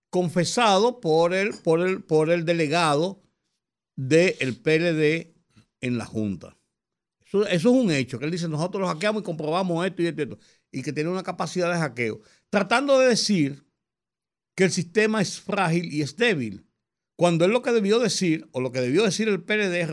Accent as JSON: {"language": "Spanish", "country": "Dominican Republic", "said": "Como dominicano, yo."}